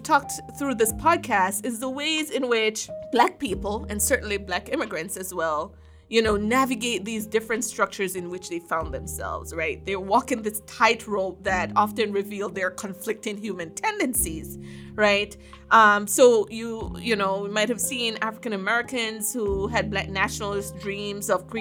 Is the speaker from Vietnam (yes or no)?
no; Jamaica; now in United States; I'm from Jamaica